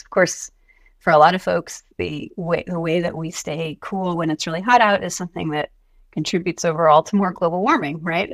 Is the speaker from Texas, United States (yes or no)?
no; Atlanta, Georgia, United States; I'm from Atlanta.